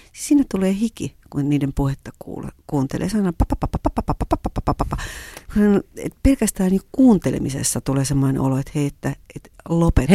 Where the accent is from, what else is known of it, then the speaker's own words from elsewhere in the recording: Kuusankoski, Kymenlaakso, Finland; moved away as an adult; also born or lived in Japan; Kuusankoskesta, josta mä halusin tarpeeksi kauas siinä vaiheessa, missä mä olin kotoisin